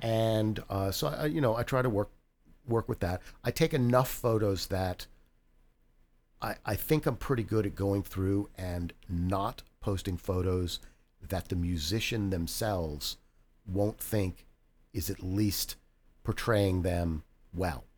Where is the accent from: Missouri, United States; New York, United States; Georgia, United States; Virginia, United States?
Virginia, United States; Reston; I'm, I'm from Reston originally, so I moved back to Reston.